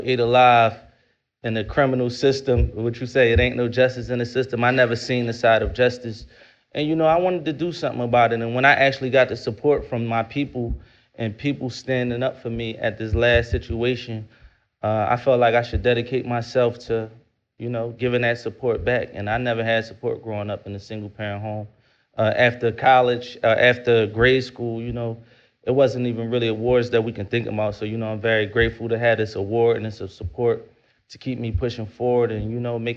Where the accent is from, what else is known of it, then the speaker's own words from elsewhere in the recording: Philadelphia, Pennsylvania, United States; I'm from North Philadelphia